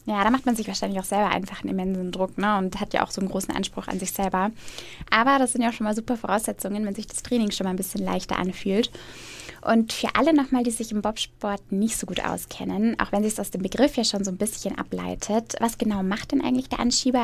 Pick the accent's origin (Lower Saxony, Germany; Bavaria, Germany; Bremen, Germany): Bavaria, Germany; Eckersmühlen; das ist tatsächlich auch mein Heimat Heimatort und da ist man als Eckersmühlner natürlich nochmal besonders stolz drauf